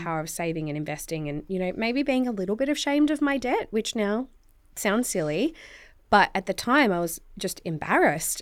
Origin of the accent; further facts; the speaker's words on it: Tasmania, Australia; I'm from Tasmania. So, like, you could be quite, you know, sheltered coming from Tassie